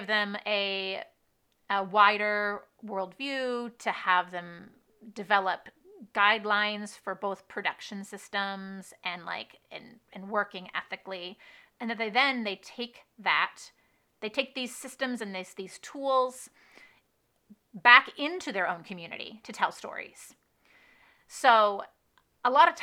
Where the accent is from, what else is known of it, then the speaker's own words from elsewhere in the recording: United States; my home country, in my home state